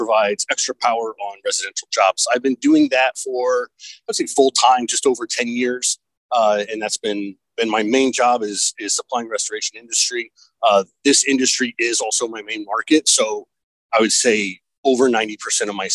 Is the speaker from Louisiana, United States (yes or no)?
no; Fort Wayne, Indiana, United States; I'm from Fort Wayne, Indiana.